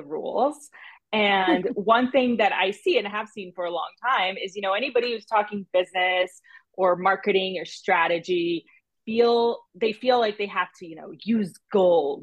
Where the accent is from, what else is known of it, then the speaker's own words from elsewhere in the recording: Brazil; moved away; also born or lived in United States; I was living in my hometown back in Brazil. So I had, you know, grown up, done all the things in the US, gone back to Brazil.